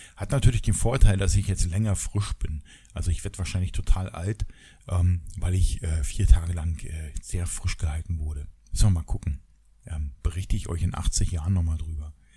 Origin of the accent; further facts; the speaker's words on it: GDR, East Germany, Germany; ich komme ja aus der DDR